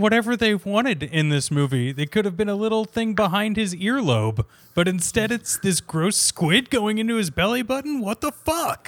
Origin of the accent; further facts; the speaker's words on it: Kansas, United States; moved away as an adult; now in New York, United States; I am originally from Kansas